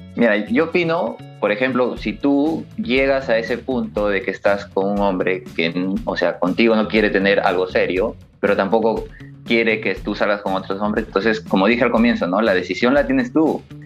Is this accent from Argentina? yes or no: no; Laredo, La Libertad, Peru; natural de Laredo, la ciudad dulce, siempre lo voy a mencionar porque orgulloso de mi ciudad, de mi pueblito